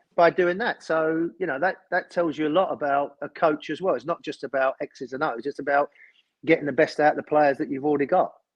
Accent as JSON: {"language": "English", "region": "London", "country": "United Kingdom", "tie": "born or raised there", "said": "I was born in Islington and a, an Arsenal fan as a kid"}